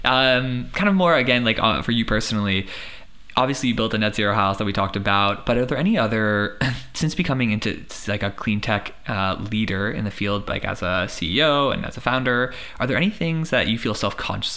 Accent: United States; being an American

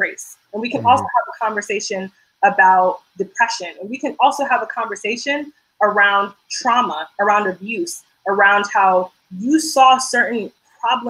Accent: Georgia, United States; majority of my life, I grew up in Georgia

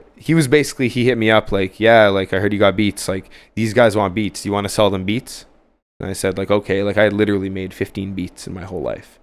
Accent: Ottawa, Ontario, Canada; moved away as an adult; now in Montreal, Canada; I, I grew up in Ottawa, downtown Ottawa. I moved here when I was, like, twenty-one

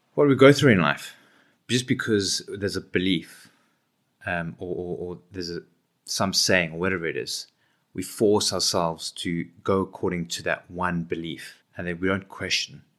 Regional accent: Johannesburg, Gauteng, South Africa; moved away as an adult; now in Cape Town, South Africa; I grew up in Johannesburg from the East Rand

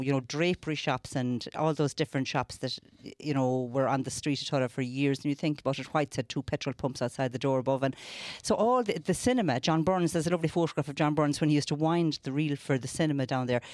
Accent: near Tulla, East Clare, Munster, Ireland; I'm from Glandery.

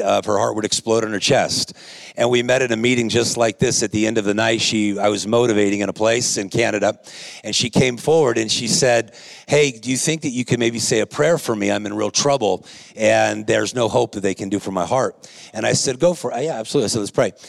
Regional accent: Whittier, California, United States; I'm a guy from Whittier, California. I was raised in a lower income

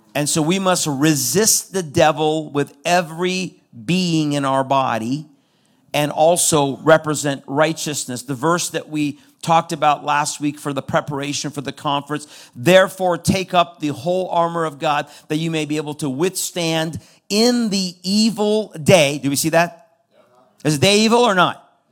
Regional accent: Iran; now in United States; I'm from Iran. I was born into a Muslim background.

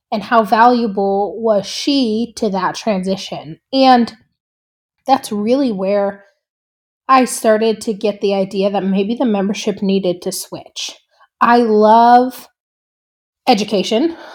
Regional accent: Three Forks, Montana, United States; I grew up in Three Forks, Montana

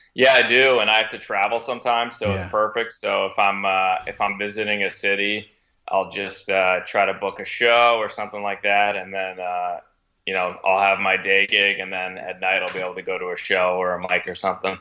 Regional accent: Connecticut, United States; moved away as an adult; now in Boston, United States; I'm from Connecticut originally

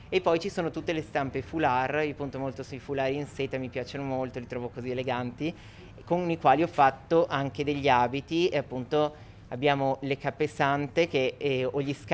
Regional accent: Venice, Veneto, Italy; Venezia, io sono di Venezia e Venezia è sempre presente sia nelle stampe comunque nei richiami

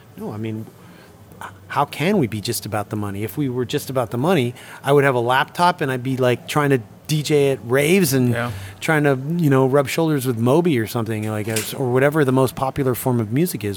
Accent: Toronto, Ontario, Canada; now in Sweden; growing up in Toronto

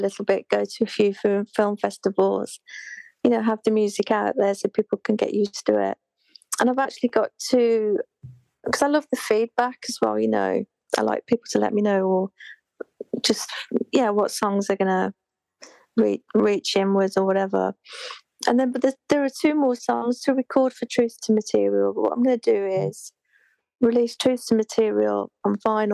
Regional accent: Birmingham, West Midlands, United Kingdom; moved away as an adult; also born or lived in London; I say Birmingham

